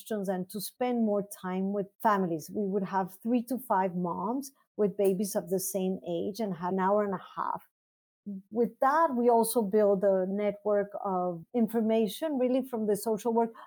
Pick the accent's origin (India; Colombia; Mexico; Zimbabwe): Mexico; Mexico City; moved away as an adult; now in United States; So I was born in Mexico City and I did my medical training in Mexico City and the National University